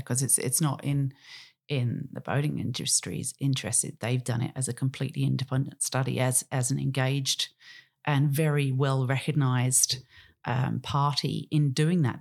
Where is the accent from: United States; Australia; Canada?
Australia; as an Australian